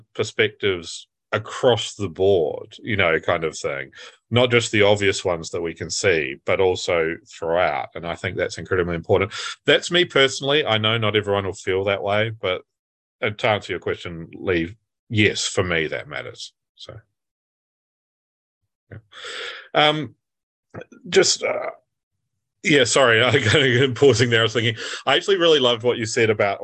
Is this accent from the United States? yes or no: no; New Zealand; moved away as an adult; now in United Kingdom; growing up in New Zealand